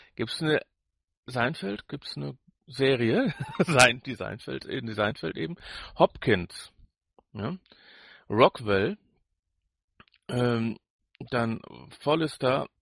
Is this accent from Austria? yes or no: no; Ruhr area, North Rhine-Westphalia, Germany; wir sind ja beide hier im Ruhrport groß geworden. Du zwar auf dem Dorf, ich mitten in der Stadt.